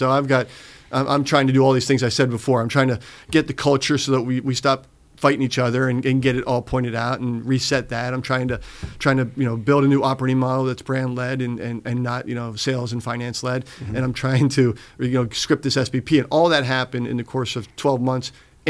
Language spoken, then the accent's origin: English; Wisconsin, United States; also born or lived in Pittsburgh; I grew up in Wisconsin, Pittsburgh.